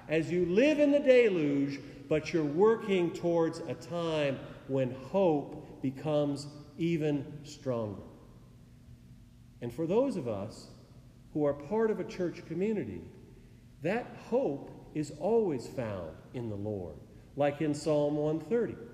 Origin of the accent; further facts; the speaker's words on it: Oregon, United States; moved away; my home state where I grew up